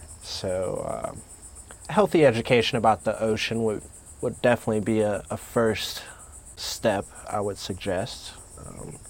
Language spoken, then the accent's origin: English; Norcross, Georgia, United States; moved away as an adult; also born or lived in Canton, Ohio; now in North Carolina, United States; growing up in Georgia